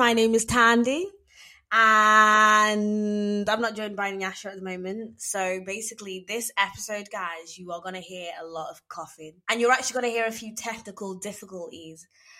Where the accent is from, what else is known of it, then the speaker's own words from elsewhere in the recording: Wirral, North West England, United Kingdom; So obviously we're all from Merseyside, but right. I'm from the Wirral. So some people consider us the posh Scousers, so they call us.